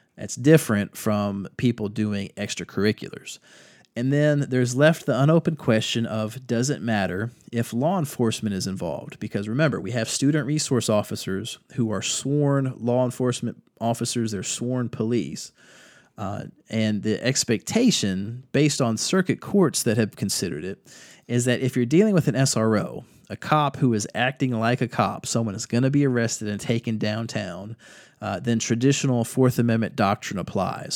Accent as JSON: {"language": "English", "town": "Virginia Beach", "region": "Virginia", "country": "United States", "moved": "yes", "lives_now": "North Carolina, United States", "said": "I'm from Virginia Beach"}